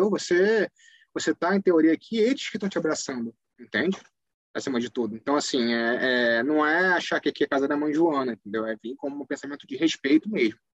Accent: Brazil; assim, eu sou brasileiro, eu posso falar por nós brasileiros

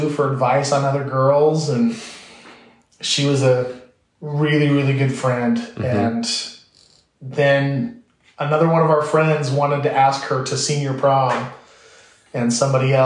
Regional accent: Mesa, Arizona, United States; also born or lived in Provo, Utah / Chicago, Illinois; I lived my whole life growing up in the Mesa East Stake, just across Gilbert from here.

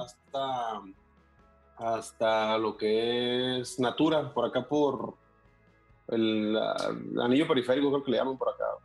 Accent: Mexicali, Baja California, Mexico; nací aquí en Mexicali.

